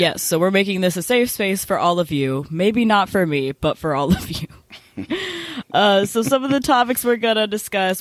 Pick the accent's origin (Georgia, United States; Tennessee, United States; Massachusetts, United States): Tennessee, United States; Memphis; moved away as an adult; I grew up in Memphis, Tennessee, and now I'm a freshman at Duke University